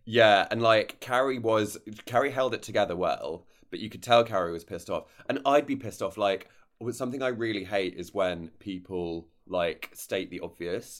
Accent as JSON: {"language": "English", "country": "United Kingdom", "said": "I'm so British"}